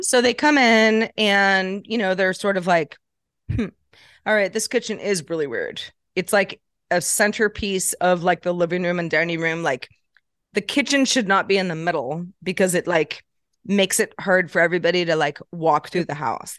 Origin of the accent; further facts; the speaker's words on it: Sebastopol, California, United States; I grew up in, uh, Northern California, um, in a small town called Sebastopol